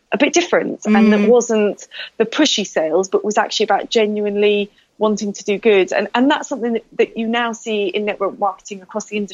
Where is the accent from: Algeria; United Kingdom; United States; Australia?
United Kingdom; I'm very British